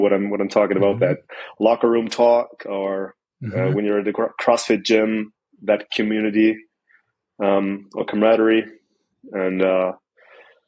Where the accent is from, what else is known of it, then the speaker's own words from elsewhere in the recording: Mannheim, Baden-Württemberg, Germany; I'm 28. I'm from Mannheim, Germany